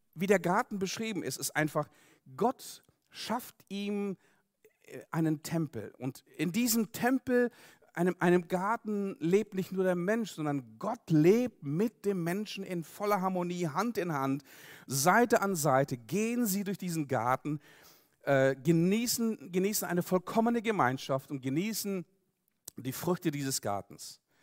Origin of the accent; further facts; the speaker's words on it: Siberia, Russia; now in Germany; ich komme selber aus Russland, bin dort geboren worden in Sibirien, bin dort aufgewachsen